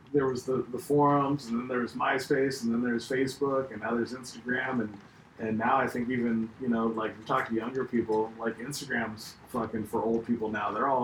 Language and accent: English; Northern California, United States; moved away as an adult; also born or lived in San Diego / Virginia; I was in San Diego at the time. And, you know, I'm from California originally, but I'd moved to Southern California in the Navy.